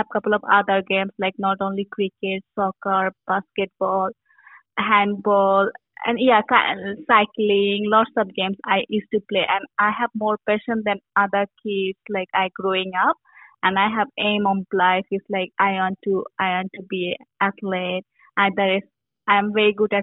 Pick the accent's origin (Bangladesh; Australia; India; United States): Bangladesh; moved away as an adult; I grew up in Bangladesh